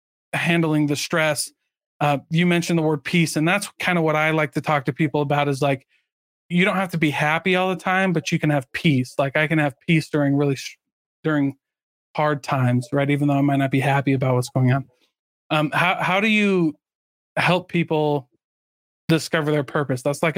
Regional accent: Midwest, United States; I grew up in the Midwest. We rode trains all the time.

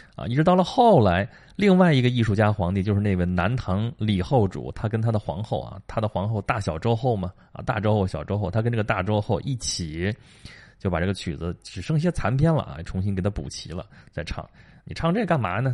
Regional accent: China; 这对我们中国人来说真是大节啊

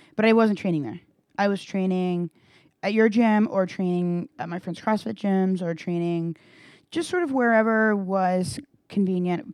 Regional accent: Granbury, Texas, United States; I grew up in Granbury

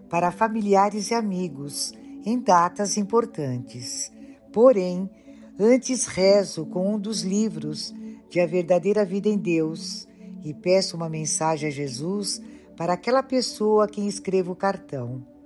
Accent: Portugal; tenho 84 anos, sou portuguesa

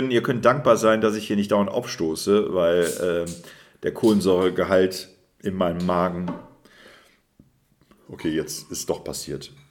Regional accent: Rhineland, Germany; aber es fehlt das Süßliche, das, was ich als Rheinländer brauche.

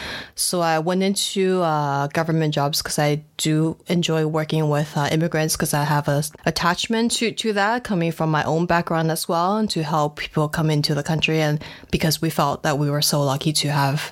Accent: New Jersey, United States; also born or lived in Taiwan; now in Canada; So I was in Taiwan until I was 9, and then my parents, my whole family immigrated to the States, and we grew up in New Jersey, so next to New York. And then I worked really hard to lose the accent before moving to Canada.

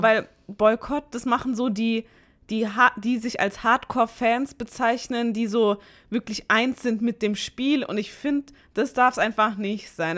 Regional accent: Mannheim, Baden-Württemberg, Germany; now in Karlsruhe, Germany; ich bin gebürtige, gebürtige Monnemerin

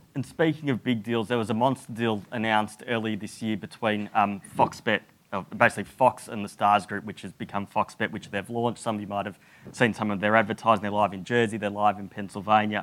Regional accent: Australia; moved away; as an Australian

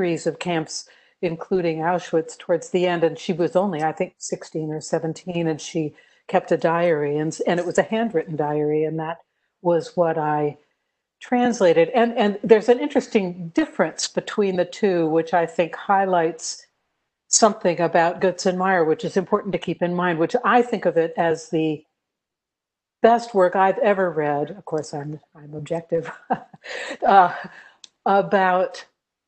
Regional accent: United States; moved away as an adult; also born or lived in Croatia; I'm from the States

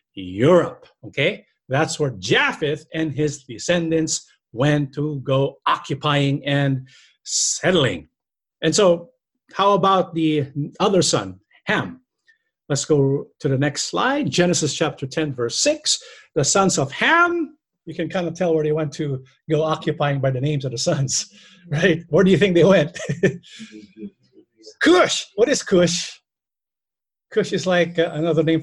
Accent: Philippines; we can see where the Filipinos came from, who our ancestors were

